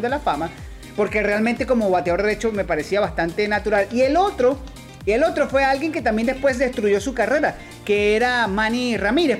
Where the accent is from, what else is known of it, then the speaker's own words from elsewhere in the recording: Venezuela; como venezolano, como venezolano